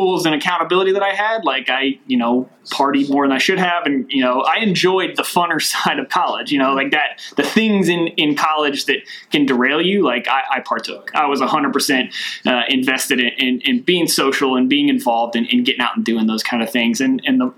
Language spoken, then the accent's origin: English; Glasgow, Kentucky, United States; moved away; Originally, I'm from Glasgow, Kentucky. It's a small town down near Mammoth Cave.